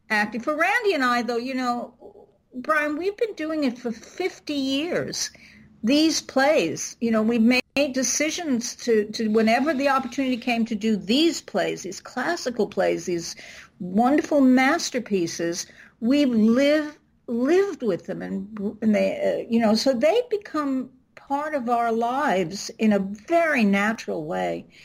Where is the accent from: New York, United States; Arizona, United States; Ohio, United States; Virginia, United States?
New York, United States; I'm from New York, and they they say Jeet